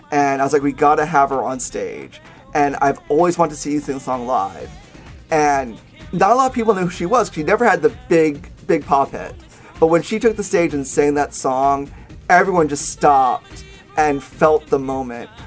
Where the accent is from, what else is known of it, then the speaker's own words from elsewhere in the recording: Nashville, Tennessee, United States; I'm from Nashville.